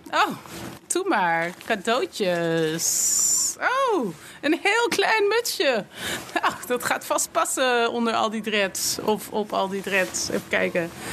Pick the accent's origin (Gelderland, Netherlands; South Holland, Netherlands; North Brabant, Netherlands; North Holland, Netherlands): North Holland, Netherlands; Amsterdam; Ik kom uit Amsterdam, geboren en getogen.